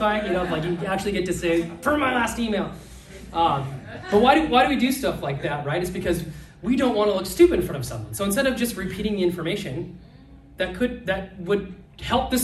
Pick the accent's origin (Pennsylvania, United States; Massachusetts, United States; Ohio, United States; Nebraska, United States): Nebraska, United States; moved away; I'm from Nebraska